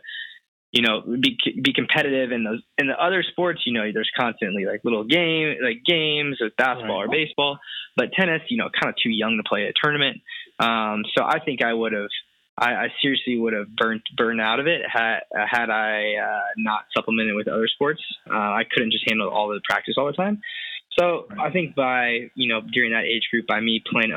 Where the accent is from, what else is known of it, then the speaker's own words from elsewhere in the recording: Bloomington, Indiana, United States; I'm from Bloomington, Indiana, which is where Indiana University is, pretty small town about an hour south of Indianapolis